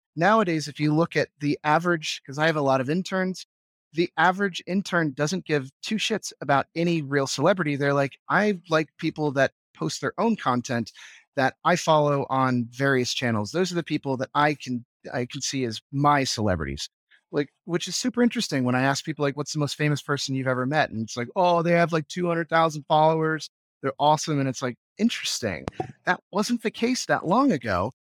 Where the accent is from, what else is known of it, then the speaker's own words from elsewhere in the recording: United States; moved away as an adult; now in Vienna, Austria; as an American